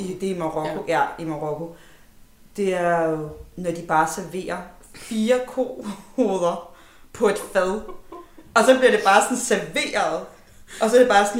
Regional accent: Denmark; vi er vokset op her i Danmark

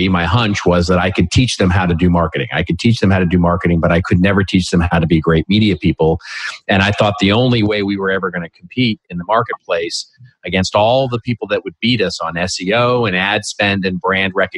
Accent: Los Angeles, California, United States; here in my hometown of Los Angeles

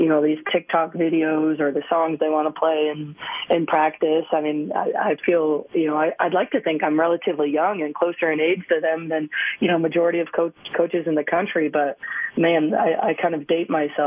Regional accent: Las Vegas, Nevada, United States; moved away as an adult; I was born and raised here in Las Vegas, and, I'm a product of this community.

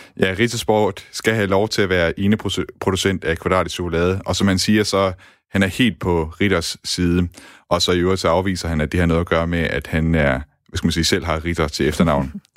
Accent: Denmark; som to danskere

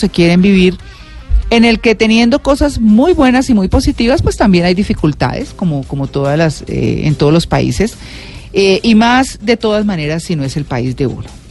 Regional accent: Colombia; nosotros mismos como colombianos

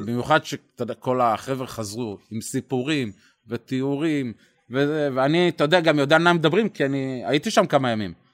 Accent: Israel

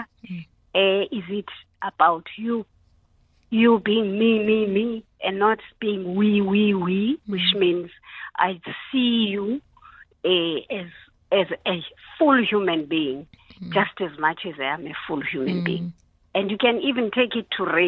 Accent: South Africa; as a South African society

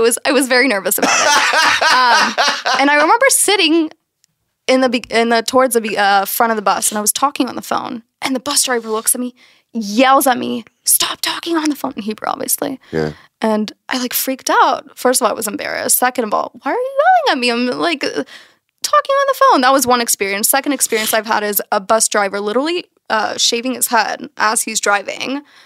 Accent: Texas, United States; moved away as an adult; now in Tel Aviv, Israel; I'm from Texas

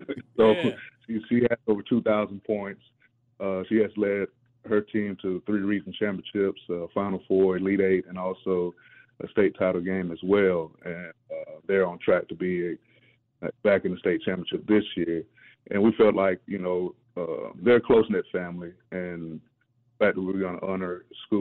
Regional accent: Cobb County, Georgia, United States; I'm originally from Cobb

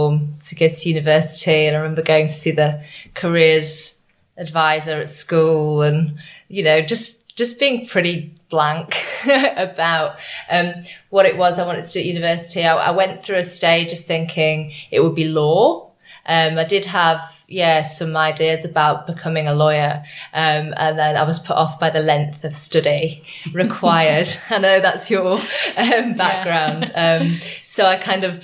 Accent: Leeds, Yorkshire and the Humber, United Kingdom; I grew up in Leeds in Yorkshire.

